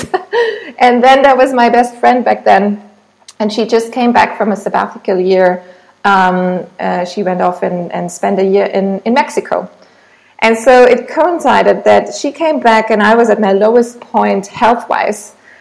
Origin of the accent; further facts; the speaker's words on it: Germany; English is a second language; moved away as an adult; also born or lived in Munich; now in Thailand; I'm originally from Germany, but since a few years now, I've been living in Thailand